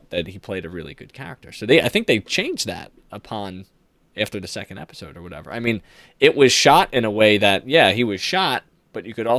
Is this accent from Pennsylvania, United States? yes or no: yes; Philadelphia, Pennsylvania, United States; I'm from Philadelphia